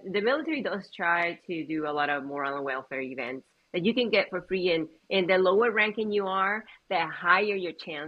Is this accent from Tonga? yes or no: no; Puerto Rico; born there; So I was born in the metro area of Puerto Rico